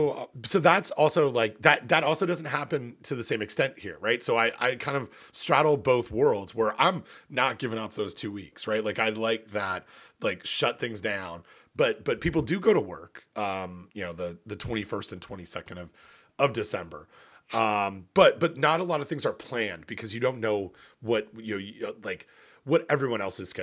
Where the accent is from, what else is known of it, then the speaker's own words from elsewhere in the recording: Ontario, Canada; it's certainly warmer than it is in where I grew up in Ontario.